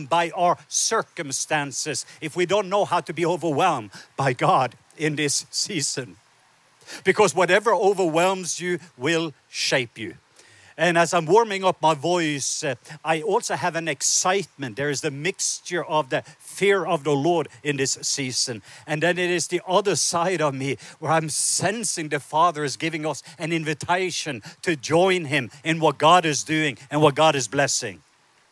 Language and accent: English; Southern Norway, Norway; moved away; I was born in the south part of Norway